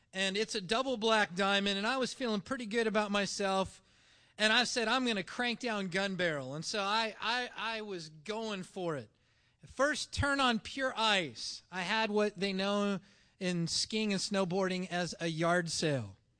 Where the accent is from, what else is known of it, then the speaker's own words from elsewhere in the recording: Ottumwa, Iowa, United States; moved away; also born or lived in Linden, Nova Scotia; in Linden, Nova Scotia, I, from Ottumwa, Iowa, is known as a townie